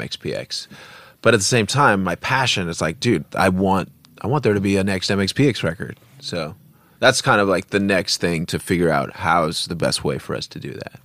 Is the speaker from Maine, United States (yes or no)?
no; Bremerton, Washington, United States; we're from Bremerton